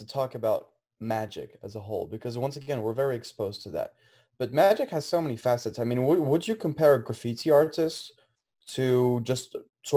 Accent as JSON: {"language": "English", "country": "France", "moved": "yes", "lives_now": "United States", "said": "originally, I'm from France"}